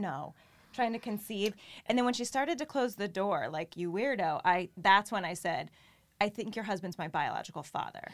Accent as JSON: {"language": "English", "town": "New Haven", "region": "Connecticut", "country": "United States", "tie": "born or raised there", "also_born_or_lived": "Wallingford, Connecticut / Norwalk, Connecticut", "said": "I grew up in the New Haven area and then in middle school had moved, um, to the Wallingford area."}